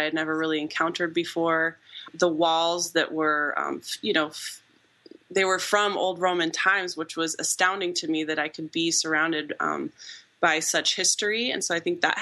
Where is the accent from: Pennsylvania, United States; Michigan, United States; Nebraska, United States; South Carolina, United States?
Nebraska, United States; Omaha; moved away as an adult; also born or lived in Missouri / Illinois; I grew up in Nebraska